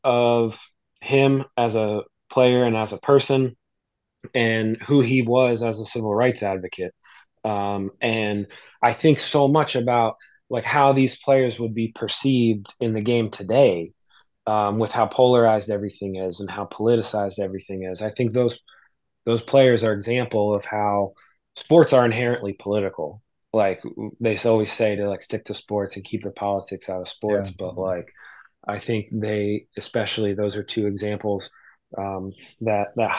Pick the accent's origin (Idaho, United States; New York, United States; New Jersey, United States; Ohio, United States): New Jersey, United States; I'm from South Jersey